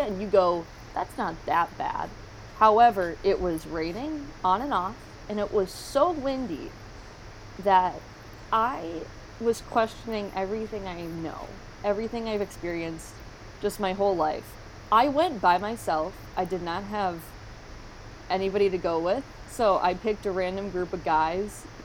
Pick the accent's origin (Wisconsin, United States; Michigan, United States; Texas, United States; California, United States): Wisconsin, United States; Green Bay; I'm from Green Bay